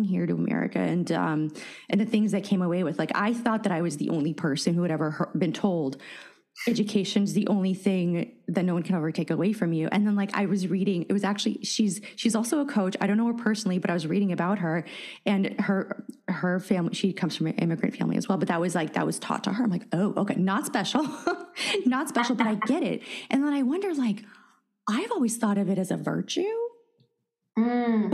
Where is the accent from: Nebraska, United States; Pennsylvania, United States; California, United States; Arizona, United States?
California, United States; San Francisco; first language Russian; English is a second language; I grew up in San Francisco